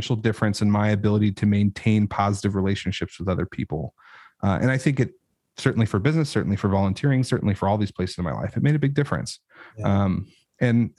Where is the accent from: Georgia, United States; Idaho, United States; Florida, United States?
Idaho, United States; I know I'm from Idaho, but like, that is not, I grew up in an apartment.